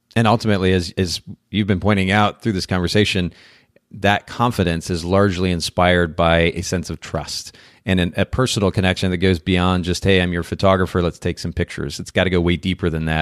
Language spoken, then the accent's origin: English; Japan; moved away; I grew up in Japan.